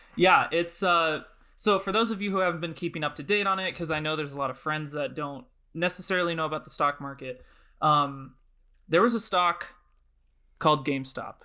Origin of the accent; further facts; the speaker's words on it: Oregon, United States; I'm currently in my hometown in Oregon